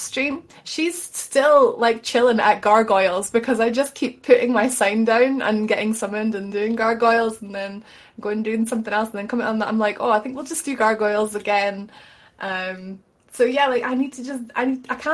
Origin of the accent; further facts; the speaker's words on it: Scotland, United Kingdom; I'm Scottish